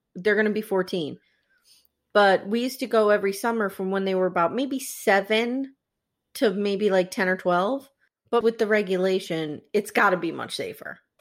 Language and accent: English; Scranton, Pennsylvania, United States; we grew up in Scranton, Pennsylvania